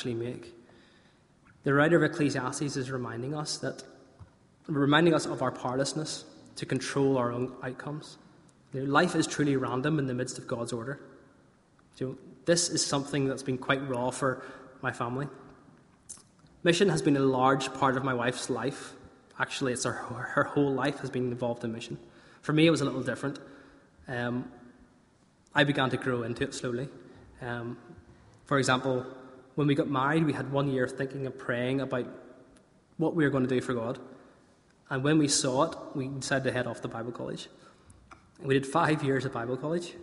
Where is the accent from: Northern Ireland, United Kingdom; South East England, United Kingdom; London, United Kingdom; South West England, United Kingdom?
Northern Ireland, United Kingdom; Northern Irish; we're Northern Irish, we're good hardy stock